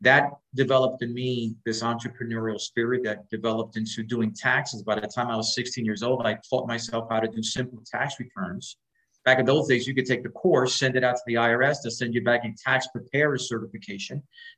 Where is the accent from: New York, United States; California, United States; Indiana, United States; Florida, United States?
New York, United States; New York City; We were raised in Spanish Harlem, a place called El Barrio in New York City